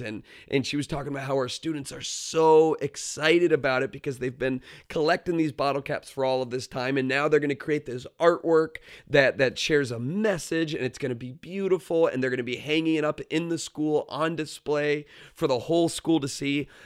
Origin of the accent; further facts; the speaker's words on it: Florida, United States; moved away; I grew up in Florida where it's probably about ninety degrees this time of year